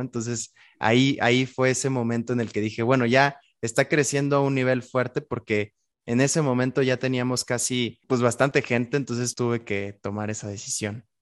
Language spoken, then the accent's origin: Spanish; Querétaro, Mexico; cuando regreso a Querétaro, que es de donde soy